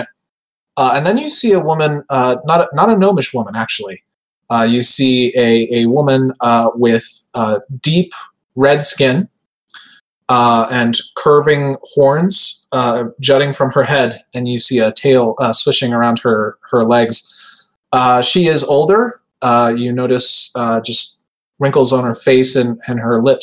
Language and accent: English; United States; I'm too American